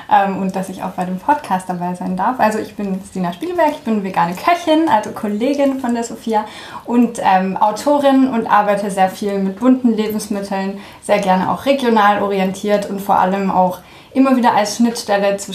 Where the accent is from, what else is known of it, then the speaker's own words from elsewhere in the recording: France; ja, also ich bin in Frankreich aufgewachsen. Ähm, das war damals arbeitsbedingt durch meinen Vater und ähm, dann haben sich meine Eltern gedacht, schade doch nichts, wenn die Kinder mal zweisprachig aufwachsen.